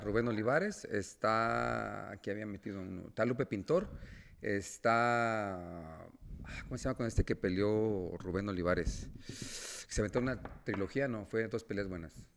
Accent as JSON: {"language": "Spanish", "country": "Mexico", "said": "somos mexicanos"}